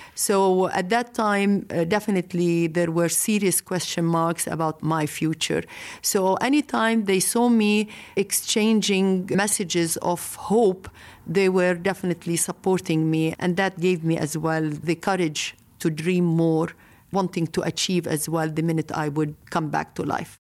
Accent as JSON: {"language": "English", "country": "Lebanon", "said": "I come from Lebanon"}